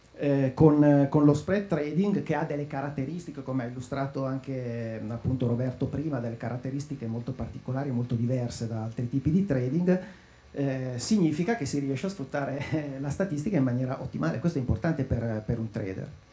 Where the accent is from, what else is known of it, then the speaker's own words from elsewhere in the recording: Lecco, Lombardy, Italy; io sono di Lecco